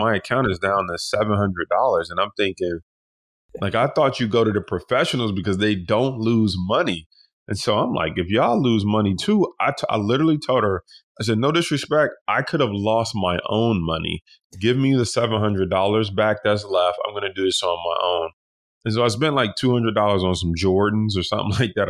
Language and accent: English; Detroit, Michigan, United States; we grew up in Detroit, you know, we was sleeping in sleeping bags